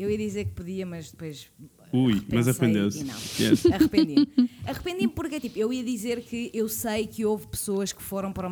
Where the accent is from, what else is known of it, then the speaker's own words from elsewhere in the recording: Sintra, Lisbon, Portugal; Eu sou de Sintra